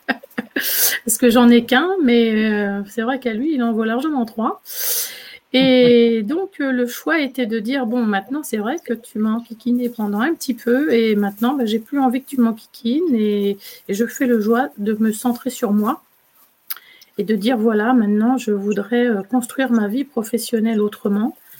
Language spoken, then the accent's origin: French; Poitou, Nouvelle-Aquitaine, France; moved away as an adult; also born or lived in Île-de-France; En fait, ici, c'est ma région d'origine. Je suis dans le Poitou